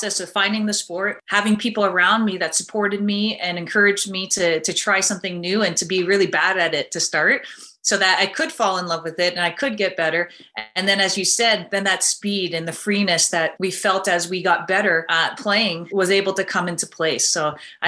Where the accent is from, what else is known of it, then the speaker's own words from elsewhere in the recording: Fairfield, Connecticut, United States; now in Montreal, Canada; I grew up in Fairfield, Connecticut